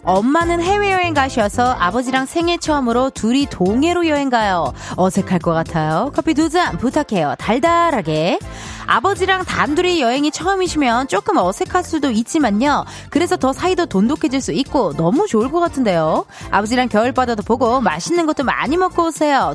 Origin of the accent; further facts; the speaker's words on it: Incheon, South Korea; 눈 오는 날 인천 저기 용현시장 쪽에서 물텀벙이, 네, 물텀벙이 거리에서 제가 태어났습니다